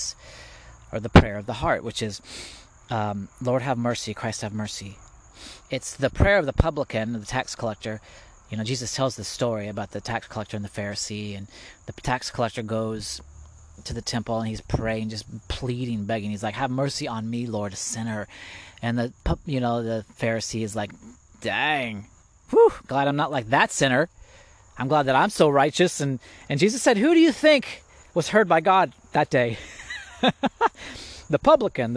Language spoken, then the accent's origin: English; Indiana, United States; I'm from Indiana. I grew up in Indiana.